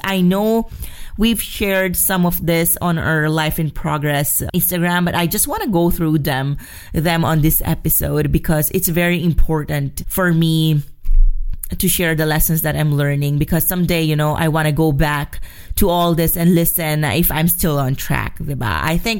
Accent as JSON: {"language": "English", "country": "Philippines", "moved": "as an adult", "lives_now": "Madrid, Spain", "said": "And I'm from the Philippines."}